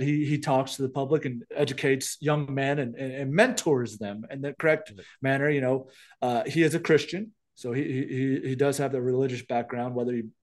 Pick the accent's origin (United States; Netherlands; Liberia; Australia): United States; Mississippi; my home state of Mississippi